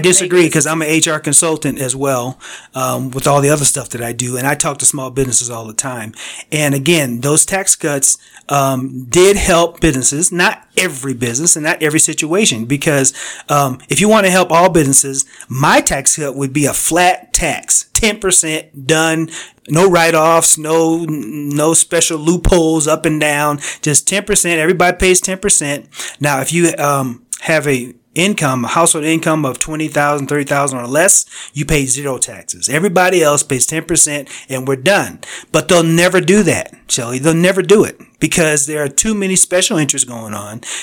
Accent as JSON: {"language": "English", "region": "Connecticut", "country": "United States", "tie": "born or raised there", "said": "I grew up in Connecticut on the East Coast."}